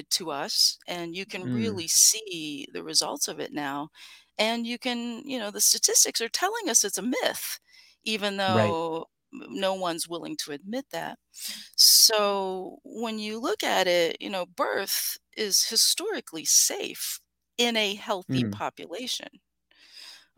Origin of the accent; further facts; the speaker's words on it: Appalachia, United States; I grew up in Appalachia